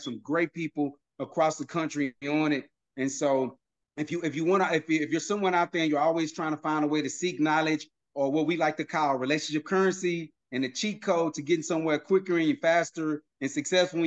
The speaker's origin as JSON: {"language": "English", "town": "Houston", "region": "Texas", "country": "United States", "tie": "born or raised there", "said": "my partners that I grew up with here in the Houston area"}